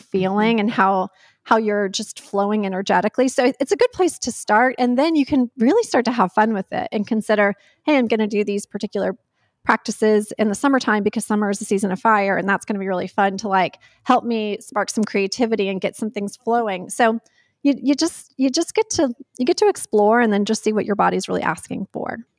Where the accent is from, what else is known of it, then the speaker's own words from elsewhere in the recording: North Carolina, United States; I grew up in North Carolina